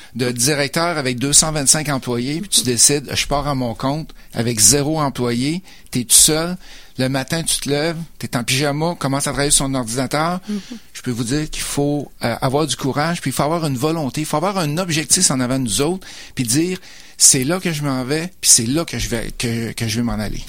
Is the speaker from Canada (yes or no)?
yes; Beauce, Quebec, Canada; moved away as an adult; also born or lived in Lévis / Sherbrooke / Mississauga / Sainte-Julie; je suis originaire de la Beauce.